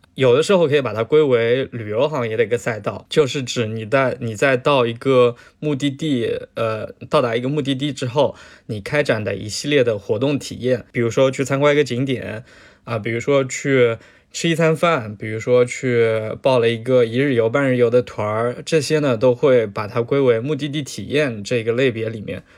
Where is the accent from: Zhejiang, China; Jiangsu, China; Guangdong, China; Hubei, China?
Zhejiang, China; 我是浙江人嘛，浙江农村人，呃，所以身边几乎所有的亲戚，全都是经商的